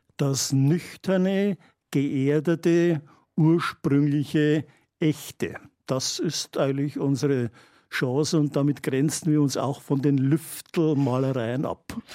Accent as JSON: {"language": "German", "town": "Geiselhöring", "region": "Bavaria", "country": "Germany", "tie": "born or raised there", "also_born_or_lived": "Straubing / Regensburg / Weiden", "moved": "yes", "lives_now": "Freyung, Germany", "said": "ich komme ja aus Geiselhöring, einem kleinen Städtchen, und mein Vater hat mich also als Kind sehr viel äh, in die Wälder mitgenommen"}